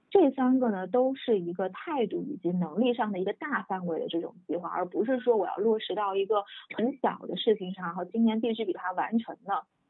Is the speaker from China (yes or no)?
yes; China; 作为一个中国人